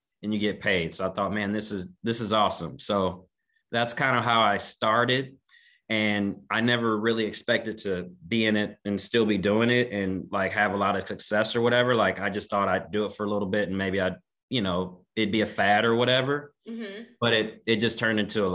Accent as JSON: {"language": "English", "town": "Kansas City", "region": "Missouri", "country": "United States", "tie": "born or raised there", "said": "I was born and raised in Kansas City, Missouri."}